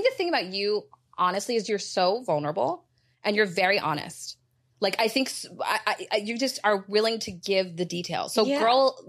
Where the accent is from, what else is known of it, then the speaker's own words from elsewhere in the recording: Dallas, Texas, United States; I am actually from Dallas.